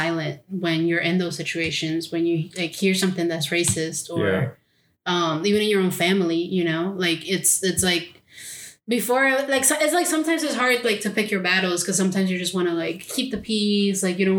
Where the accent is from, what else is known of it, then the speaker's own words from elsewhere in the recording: Mexico City, Mexico; now in United States; I grew up in Mexico City and I'm very like light skinned.